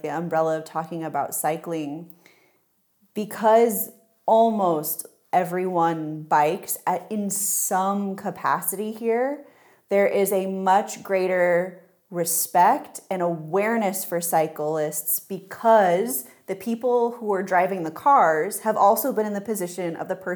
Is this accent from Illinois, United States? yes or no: yes; Illinois, United States; moved away as an adult; now in Freiburg, Germany; I came from Illinois, so for me, I actually had driver's ed that was part of high school.